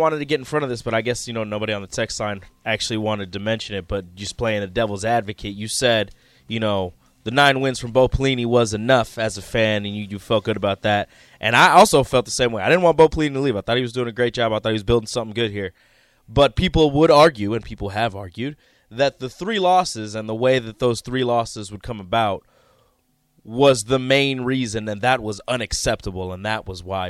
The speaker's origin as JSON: {"language": "English", "town": "Omaha", "region": "Nebraska", "country": "United States", "tie": "born or raised there", "said": "I grew up in South Omaha."}